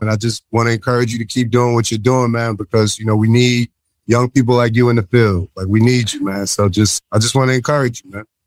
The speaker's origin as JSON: {"language": "English", "region": "New Jersey", "country": "United States", "said": "I'm from New Jersey"}